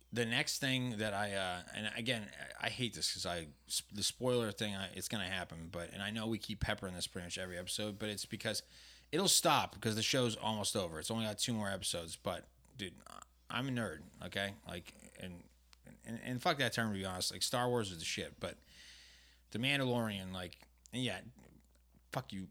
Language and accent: English; New England, United States; now in Southern California, United States; I'm from New England